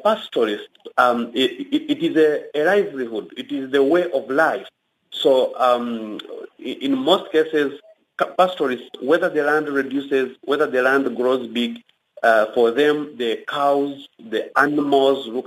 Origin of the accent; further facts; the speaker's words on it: Uganda; I come from Uganda